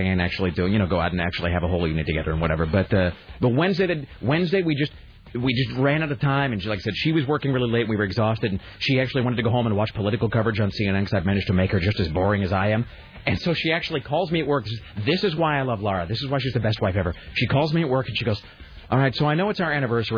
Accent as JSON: {"language": "English", "town": "Kennewick", "region": "Washington", "country": "United States", "tie": "born or raised there", "moved": "yes", "said": "growing up in Kennewick"}